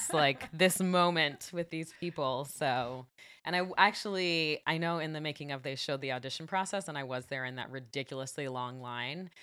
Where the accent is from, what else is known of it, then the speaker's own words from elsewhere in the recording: California, United States; I'm from California